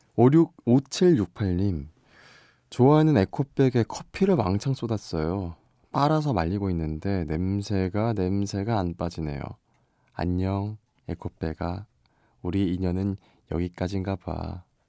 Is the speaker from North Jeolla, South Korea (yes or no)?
no; Busan, South Korea; now in Seoul, South Korea; 본가는 부산입니다. 예, 지금 저는 서울 MBC에 있고요